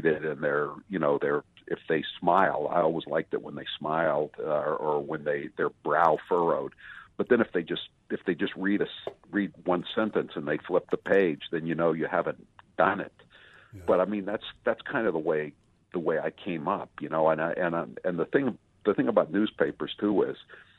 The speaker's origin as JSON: {"language": "English", "region": "Northeast", "country": "United States", "tie": "born or raised there", "also_born_or_lived": "Massachusetts", "said": "I grew up in the Northeast, so you know we had the Boston Record American"}